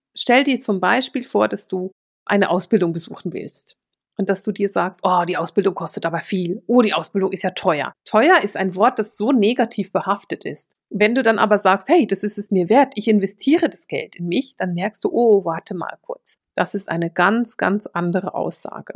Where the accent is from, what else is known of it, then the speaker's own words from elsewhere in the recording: Switzerland; Ich bin Schweizerin.